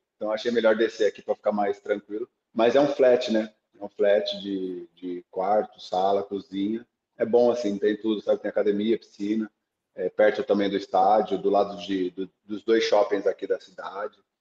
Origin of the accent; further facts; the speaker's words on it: Brazil; now in Thailand; nós que somos brasileiros